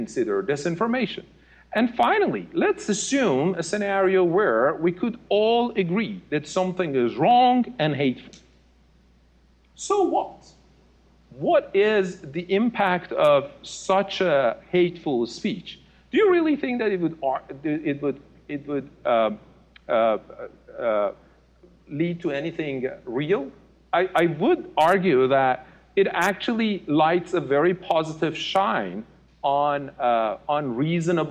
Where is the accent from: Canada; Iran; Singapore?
Iran; moved away as an adult; I was born and raised in Iran.